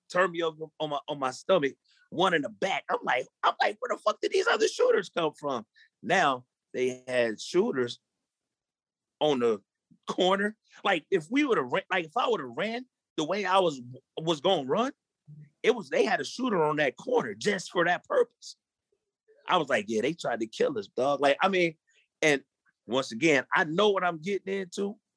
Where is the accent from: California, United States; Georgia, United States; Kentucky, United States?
California, United States; Long Beach; I'm from Long Beach. Yes, I, you know, from a hood, gang banging, all